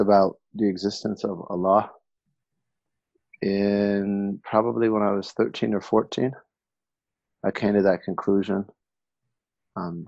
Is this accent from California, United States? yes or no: yes; Berkeley, California, United States; moved away as an adult; also born or lived in Tarim, Yemen; now in Detroit, United States; I was born and raised in Berkeley, California